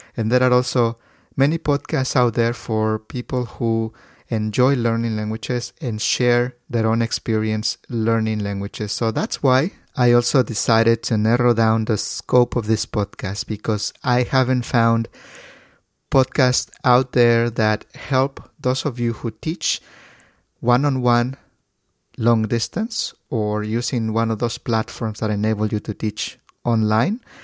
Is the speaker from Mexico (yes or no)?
yes; Mexico; English is a second language; moved away as an adult; now in California, United States; I was born in Mexico, but I moved to California after finishing high school many, many years ago